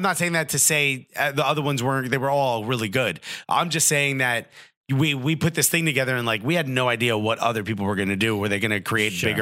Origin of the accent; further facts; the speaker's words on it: Newark, New Jersey, United States; I'm from Newark.